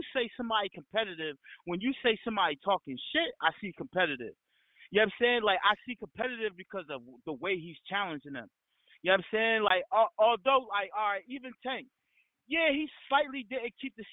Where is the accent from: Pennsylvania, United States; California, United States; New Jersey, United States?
New Jersey, United States; I'm from Jersey